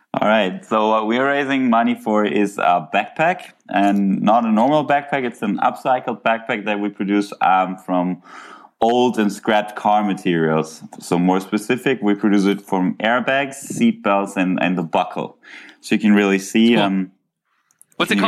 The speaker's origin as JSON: {"language": "English", "town": "Cologne", "region": "North Rhine-Westphalia", "country": "Germany", "tie": "born or raised there", "said": "i grew up in germany in cologne"}